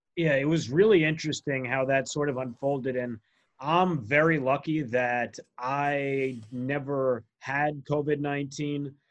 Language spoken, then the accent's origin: English; New Jersey, United States; a teenager, uh, growing up in New Jersey